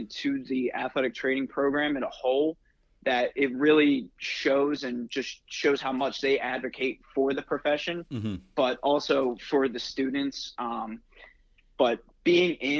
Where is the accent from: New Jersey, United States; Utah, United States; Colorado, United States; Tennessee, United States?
New Jersey, United States; also born or lived in West Virginia; I'm originally from South Jersey, born and raised in South Jersey